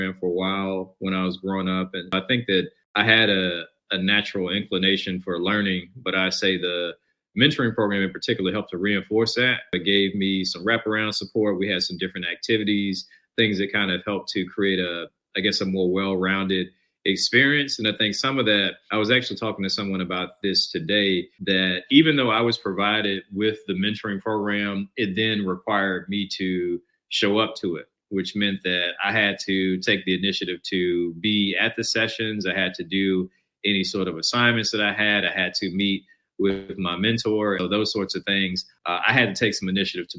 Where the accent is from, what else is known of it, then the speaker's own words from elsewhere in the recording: Charlotte, North Carolina, United States; also born or lived in Clarkston, Georgia; now in Durham, United States; Charlotte is where I spent middle school onward